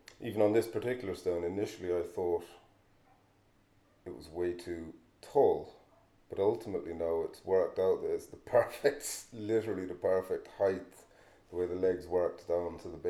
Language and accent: English; Kilnaboy, County Clare, Ireland; I'm from Kilnaboy, grew up in Kilnaboy, which is, you could argue it's just off of the Burren